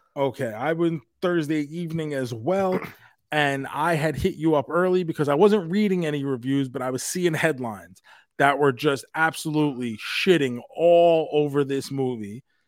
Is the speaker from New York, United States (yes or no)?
yes; New York, United States; us growing up in New York